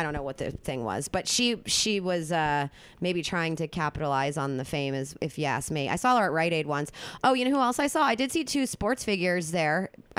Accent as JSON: {"language": "English", "area": "outside of Philadelphia", "region": "Pennsylvania", "country": "United States", "tie": "born or raised there", "also_born_or_lived": "Carmel, California", "accent": "South Jersey Philly", "moved": "as an adult", "lives_now": "Los Angeles, United States", "said": "I've never actually lived in a city. I've always lived like outside of a big city. You know, I grew up outside of Philadelphia."}